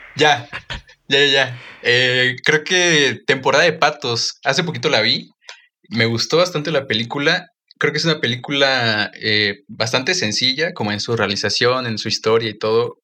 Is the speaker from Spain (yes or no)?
no; Mexico; Como, buen mexicano